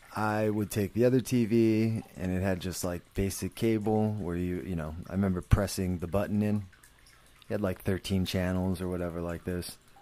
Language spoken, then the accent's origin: English; San Jose, California, United States; I grew up in San Jose